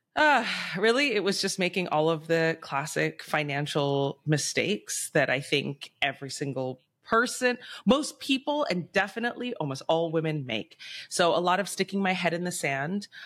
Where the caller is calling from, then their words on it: Bangkok, Thailand; I'm calling in from Bangkok, Thailand.